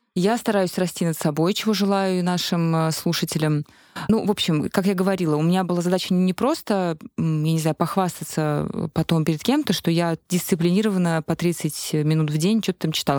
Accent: Khimki, Moscow Oblast, Russia; moved away; я сама из Химок, но теперь там не живу.

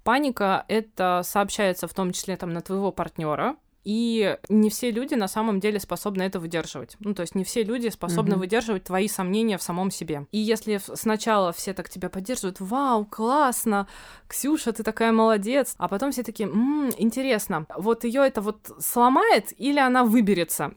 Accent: Novosibirsk, Novosibirsk Oblast, Russia; moved away as an adult; now in Moscow, Russia; я родом из Новосибирска, и тогда к тому времени я чуть больше года жила в Москве.

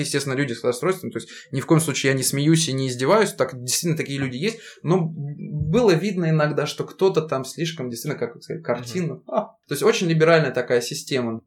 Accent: Russia; also born or lived in United Kingdom; это моя родина, у меня здесь семья, у меня здесь э, родители, здесь моя девушка, здесь мой родной город

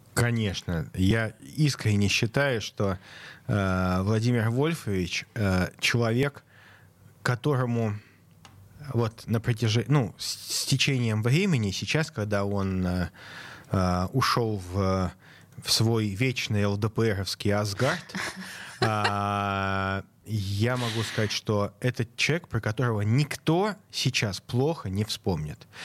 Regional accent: Saint Petersburg, Russia; я как петербуржец

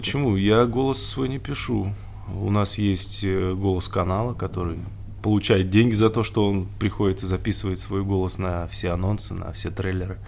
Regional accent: Siberia, Russia; now in Moscow, Russia; мы же все из Сибири

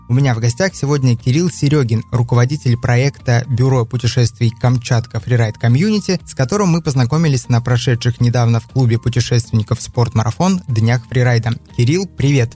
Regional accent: Chukotka Autonomous Okrug, Russia; moved away; also born or lived in Ufa, Bashkortostan; Я родился в Башкирии, в городе Уфа, но вырос на Чукотке

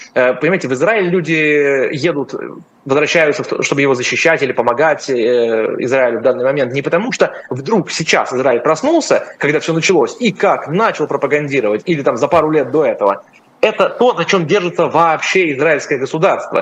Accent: Russia; Я россиянин

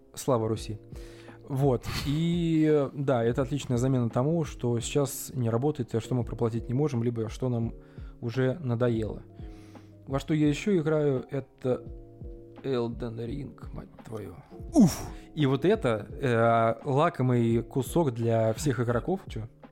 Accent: Russia; also born or lived in Tula; мы из России

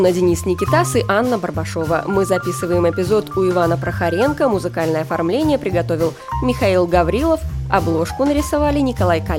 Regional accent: Northern Kazakhstan, Kazakhstan; now in Smolensk, Russia; Из северного Казахстана, живу в Смоленске с 75 -го года, уже большую часть жизни, но так и не стал смолянином.

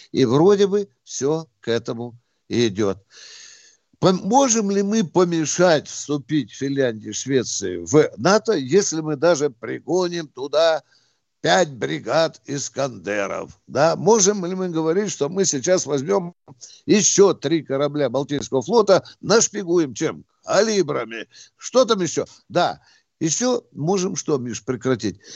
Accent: Ukraine; я украинец

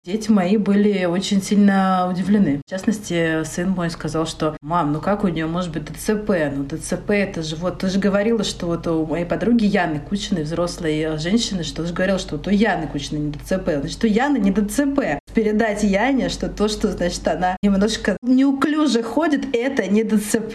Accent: Khabarovsk, Khabarovsk Krai, Russia; moved away as an adult; also born or lived in Okha, Sakhalin; Я родилась вообще на Сахалине в городе Аха, в супер маленьком городе. А потом мы переехали в город чуть побольше, но все равно это был Хабаровск.

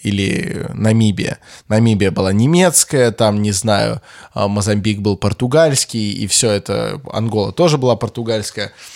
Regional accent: Russia; мы из России

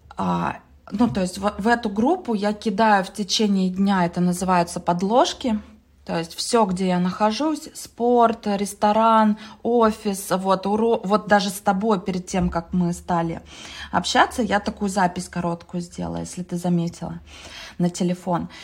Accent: Mezhdurechensk, Kemerovo Oblast, Russia; also born or lived in Ukraine; в первом классе я захотела стать отличницей, а я приехала с Украины в Междуреченск, ну это Кузбасс

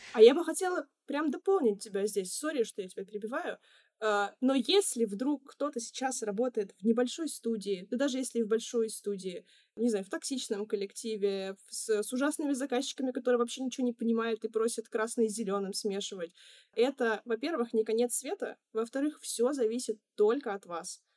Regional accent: Ufa, Bashkortostan, Russia; moved away as an adult; now in Saint Petersburg, Russia; еще одна студия в моем родном городе. Я сама, кстати, из Уфы

